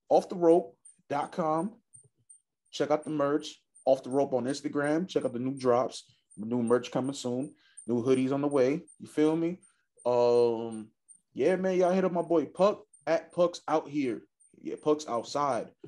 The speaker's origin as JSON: {"language": "English", "town": "Chicago", "region": "Illinois", "country": "United States", "tie": "born or raised there", "said": "it's crazy that in Chicago, growing up in Southside Chicago, that uh hitting, you know, turning 18 is like a milestone"}